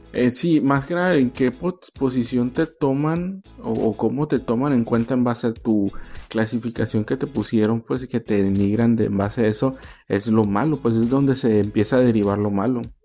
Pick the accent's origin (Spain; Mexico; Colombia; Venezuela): Mexico; Mazatlán, Sinaloa; moved away; also born or lived in Ensenada / Tijuana; yo soy de Mazatlán